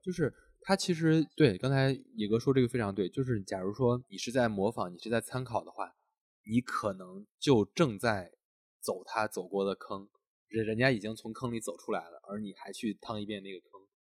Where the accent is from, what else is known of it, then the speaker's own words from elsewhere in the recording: Henan, China; moved away; 因为咱们都是从河南出来的嘛